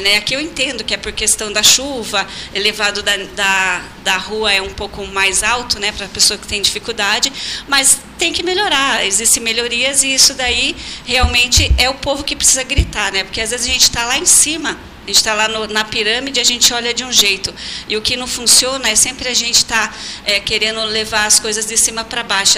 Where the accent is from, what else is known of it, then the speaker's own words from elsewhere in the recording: Votorantim, São Paulo, Brazil; moved away; also born or lived in Pelotas, Rio Grande do Sul; lá na minha cidade, em Votorantim, interior de São Paulo